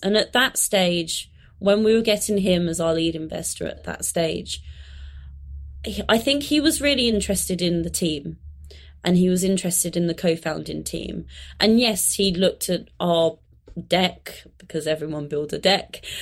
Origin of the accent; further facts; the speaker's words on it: London, United Kingdom; I grew up in London, but I grew up in kind of southeast London, so slightly on the outskirts of London